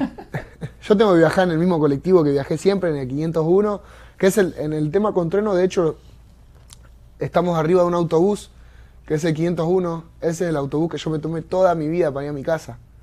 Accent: Argentina; yo vengo de Argentina, de un barrio que nada que ver, ¿entendés? Con Miami

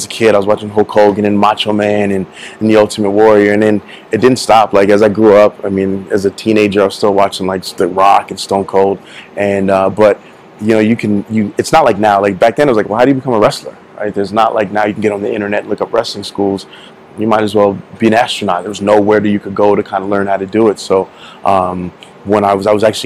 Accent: New York City, New York, United States; also born or lived in Florida; now in Las Vegas, United States; Born and raised in Queens, and then I moved to Florida

